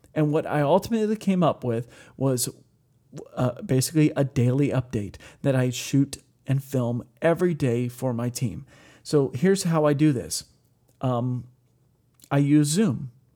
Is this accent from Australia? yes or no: no; Ohio, United States; where I grew up in Ohio